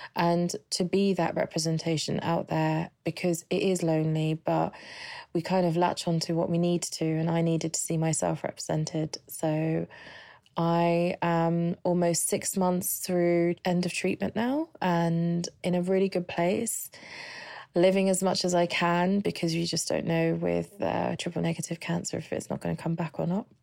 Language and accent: English; London, United Kingdom; I'm from London